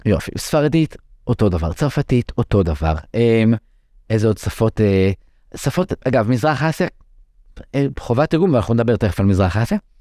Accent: Israel; first language English; גדלתי במשפחה דוברת אנגלית. אימא שלי עלתה מארצות הברית, אבא שלי עלה מארגנטינה

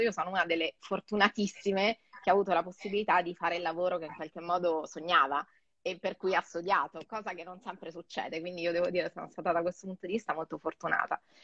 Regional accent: Rome, Lazio, Italy; moved away as an adult; also born or lived in Geneva; now in Milan, Italy; E poi sono tornata a Roma, eh, appunto io sono romana, quindi sono tornata a casa

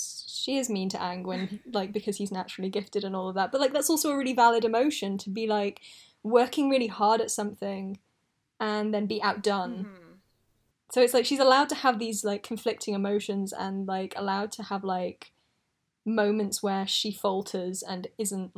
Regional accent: United Kingdom; I was doing my GCSEs then, because I'm British

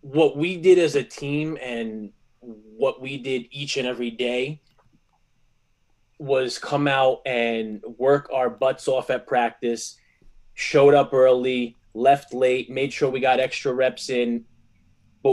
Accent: Garfield, New Jersey, United States; also born or lived in Lodi, New Jersey; I was from Garfield growing up, and I transferred to Lodi sophomore year in high school

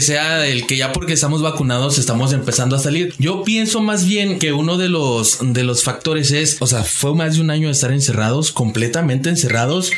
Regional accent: Mexico; como mexicanos

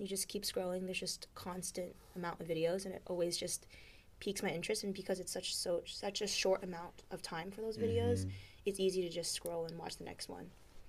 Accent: California, United States; moved away as an adult; now in Nashville, United States; I'm from America, California specifically, and I am studying music business, currently finishing my bachelor's in Nashville, Tennessee.

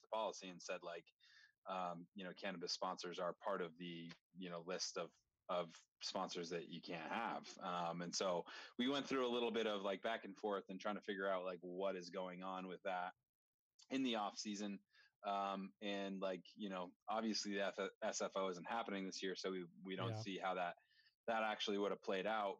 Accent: Vermont, United States; I'm from Vermont

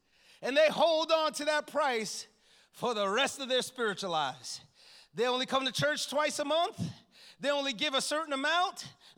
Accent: Bronx, New York, United States; I'm from the Bronx, can you tell? It's the home of hip-hop music

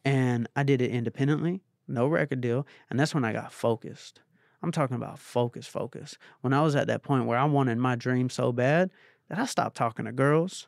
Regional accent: Atlanta, Georgia, United States; I'm from Atlanta

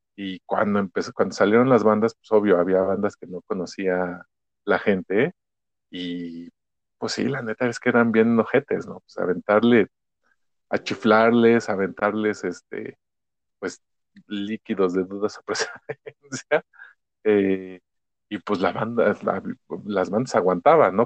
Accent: Ecatepec, State of Mexico, Mexico; crecí en Ecatepec, hice gran parte de mi vida ahí

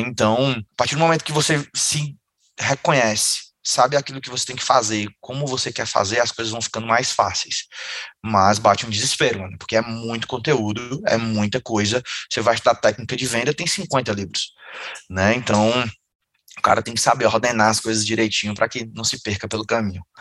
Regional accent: Fortaleza, Ceará, Brazil; Eu sou de Fortaleza, Ceará, e aí eu venho de uma família muito humilde aqui de Fortaleza

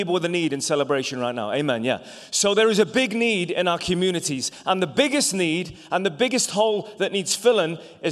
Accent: England, United Kingdom; also born or lived in Ireland; now in United States; I was born in England, but my family are all from Ireland

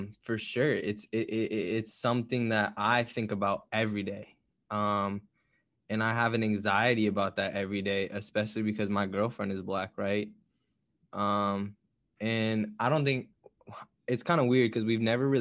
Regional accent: Spain; moved away; my hometown in Spain

